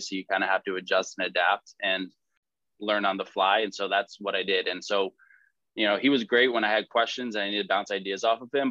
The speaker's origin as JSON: {"language": "English", "town": "Suffield", "region": "Connecticut", "country": "United States", "tie": "born or raised there", "said": "I grew up in Su- Suffield, Connecticut"}